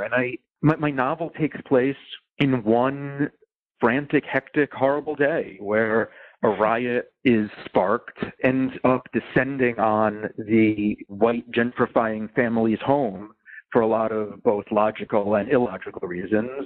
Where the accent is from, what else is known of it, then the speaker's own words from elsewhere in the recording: New York City, New York, United States; I grew up in New York City